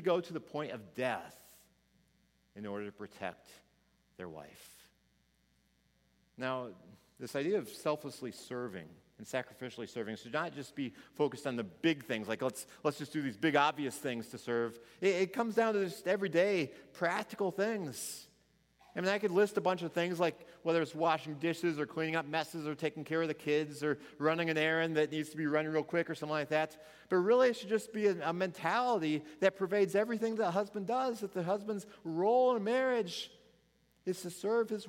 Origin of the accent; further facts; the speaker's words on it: Missouri, United States; I was from Missouri